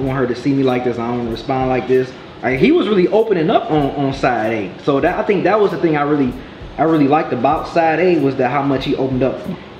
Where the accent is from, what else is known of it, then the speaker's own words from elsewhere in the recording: Detroit, Michigan, United States; I'm from Detroit. This is where I grew up. This is my hardship.